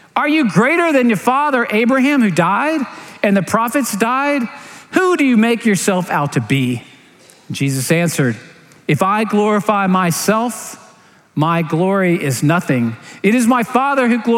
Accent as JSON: {"language": "English", "town": "Clearwater", "region": "Florida", "country": "United States", "tie": "born or raised there", "said": "I grew up in Clearwater, St. Petersburg area"}